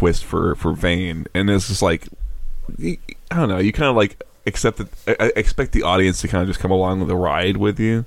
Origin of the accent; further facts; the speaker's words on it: Texas, United States; I'm from Texas